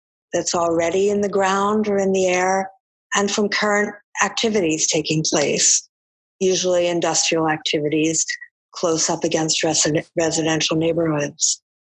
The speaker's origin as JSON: {"language": "English", "region": "East Coast", "country": "United States", "moved": "as an adult", "lives_now": "Chicago, United States", "said": "I'm from the East Coast, and I've been in the Midwest for many years now, since I moved to Chicago"}